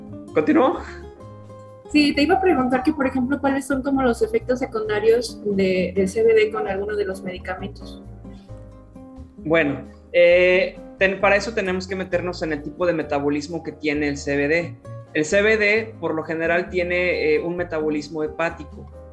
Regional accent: Ciudad Valles, San Luis Potosí, Mexico; also born or lived in Monterrey, Nuevo León; luego me vine a emprender aquí a mi ciudad, Ciudad Valles, San Luis Potosí

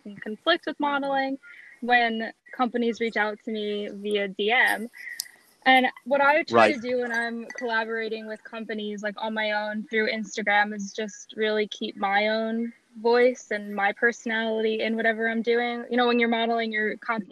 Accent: Marlboro, New Jersey, United States; I'm from Marlborough, New Jersey

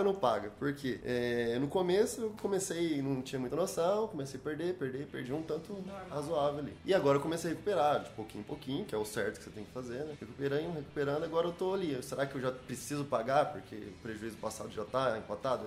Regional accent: Paraguaçu Paulista, São Paulo, Brazil; eu sou do interior de São Paulo

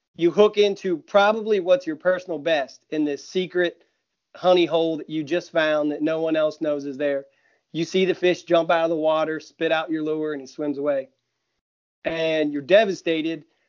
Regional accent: Ohio, United States; I'm from Ohio

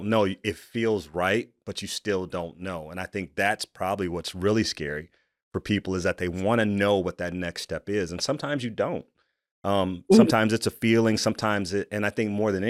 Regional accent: Michigan, United States; also born or lived in Columbia, South Carolina; now in Iowa, United States; I moved to Michigan. I grew up in Michigan

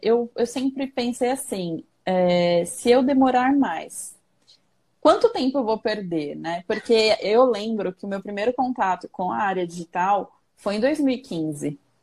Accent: São Paulo, Brazil; moved away as an adult; now in Santana de Parnaíba, Brazil; Eu sou do extremo leste de São Paulo. Eu sou do Itaim Paulista

